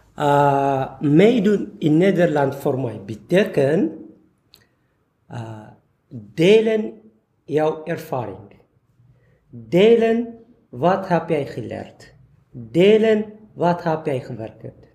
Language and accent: Dutch; Eritrea; Dutch is a second language; moved away as an adult; now in Veldhoven, Netherlands; Ik kom uit Eritrea sinds september 2014. Ik woon in eh, Veldhoven met mijn dochter Ararat